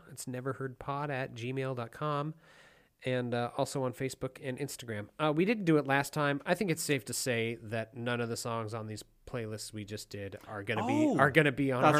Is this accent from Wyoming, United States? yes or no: yes; Wyoming, United States; moved away as an adult; I grew up in Wyoming because I grew up in a city of like 53,000 people, which hilariously I thought was a small town until I moved out here.